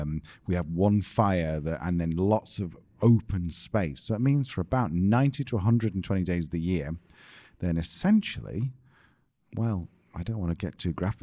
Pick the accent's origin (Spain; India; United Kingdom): United Kingdom; England; moved away; we're English. We're British.